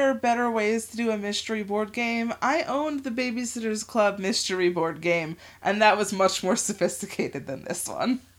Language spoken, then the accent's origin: English; New Jersey, United States; I still don't know what euchre is. I'm from New it's Jersey.